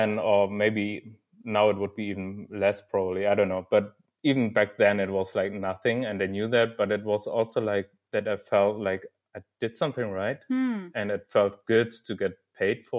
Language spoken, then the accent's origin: English; Dortmund, North Rhine-Westphalia, Germany; from Dortmund, actually, so my hometown